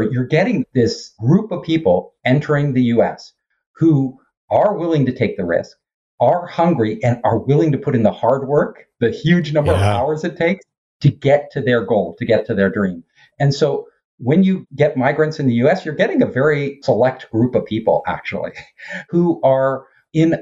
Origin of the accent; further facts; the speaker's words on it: Silicon Valley, California, United States; in Silicon Valley, where I'm from, I'm not far from San Francisco